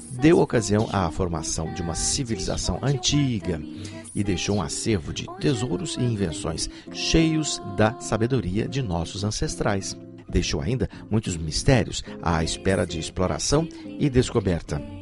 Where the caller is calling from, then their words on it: Teresópolis, Rio de Janeiro, Brazil; Sou do Brasil, Teresópolis, Rio de Janeiro.